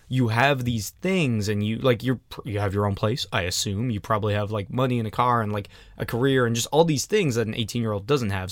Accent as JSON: {"language": "English", "country": "Ireland", "said": "I'm from Ireland"}